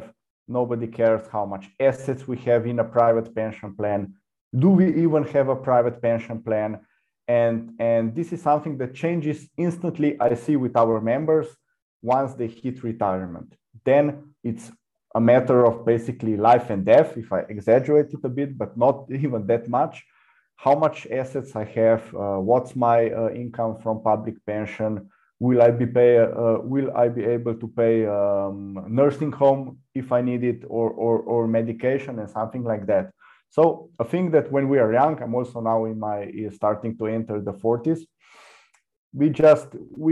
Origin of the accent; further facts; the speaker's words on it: Slovenia; I come from Slovenia